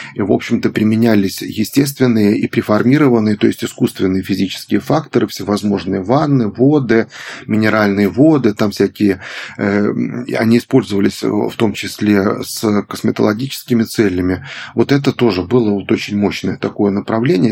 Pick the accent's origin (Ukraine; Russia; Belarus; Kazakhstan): Belarus; moved away; я сам из Беларуси вот родом, и я помню, как э, из небольшого города